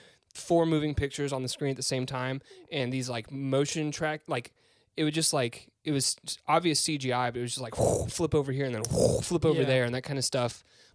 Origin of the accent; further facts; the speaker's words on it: Memphis, Tennessee, United States; I'm from Memphis